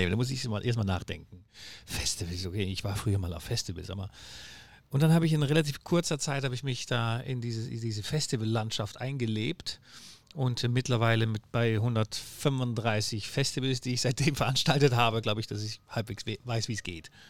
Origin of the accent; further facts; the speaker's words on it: Netherlands; German is a second language; moved away as an adult; now in Hamburg, Germany; Ich bin Holländer, das hört man auch wahrscheinlich. Ähm, ich bemühe mich, Deutsch zu reden.